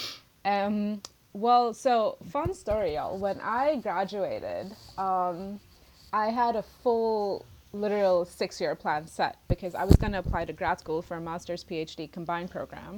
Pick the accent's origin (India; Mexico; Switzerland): India; moved away as an adult; I'm international, I'm from India